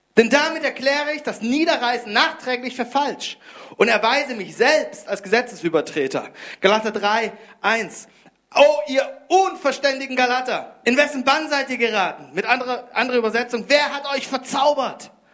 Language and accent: German; Konstanz, Baden-Württemberg, Germany; moved away; Ich komme ursprünglich aus Konstanz. Dort habe ich Deutsch gelernt